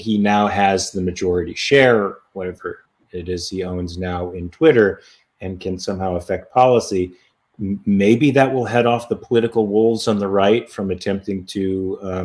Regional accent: United States; accent: American; My accent is American

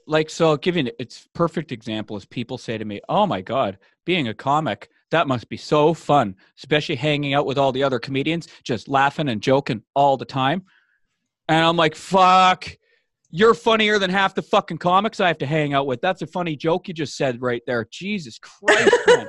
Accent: Vancouver, British Columbia, Canada; now in Toronto, Canada; I'm, I'm from, uh, from Vancouver, Vancouver, B C, Canada, uh, uh, West Coast City.

